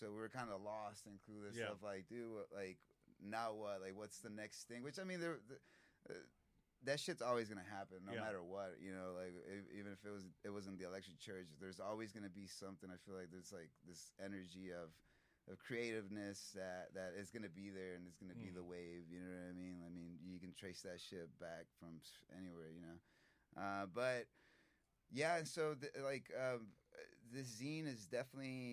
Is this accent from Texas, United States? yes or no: yes; Austin, Texas, United States; I'm from Austin